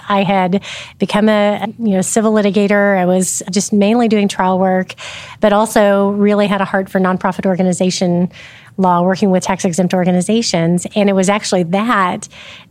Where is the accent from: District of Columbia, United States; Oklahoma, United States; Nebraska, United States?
Oklahoma, United States; Oklahoma City; also born or lived in Midwest City, Oklahoma; So lifelong Oklahoman, born and raised in Oklahoma City and surrounding areas